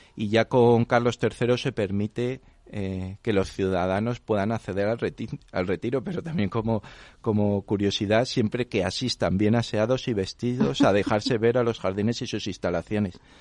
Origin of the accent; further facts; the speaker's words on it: Madrid, Community of Madrid, Spain; siendo madrileño